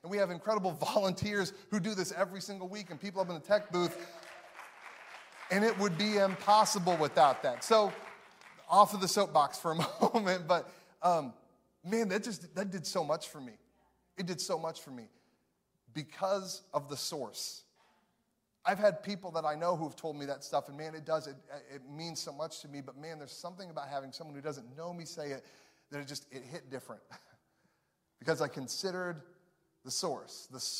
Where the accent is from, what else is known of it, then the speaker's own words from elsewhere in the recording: Chicago, Illinois, United States; now in Missouri, United States; because I'm from Chicago. Me and my wife live in Missouri now.